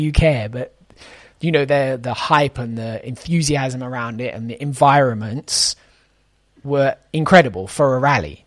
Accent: United Kingdom; as a British person

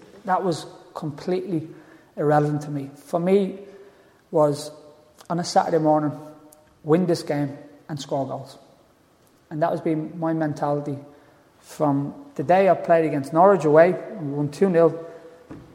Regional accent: Dublin, Leinster, Ireland; moved away; All of us from my area where I was brought up in Tala

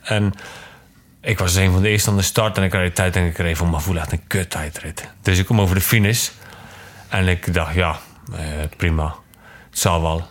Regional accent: Zeeland, Netherlands; also born or lived in Zwolle, Netherlands / Genemuiden, Netherlands; Ik kom allemaal natuurlijk uit Zeeland

